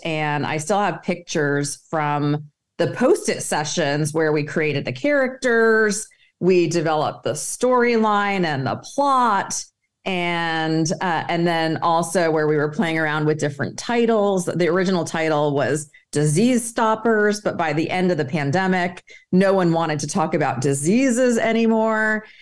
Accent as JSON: {"language": "English", "country": "Egypt", "moved": "yes", "said": "I'm originally from Egypt"}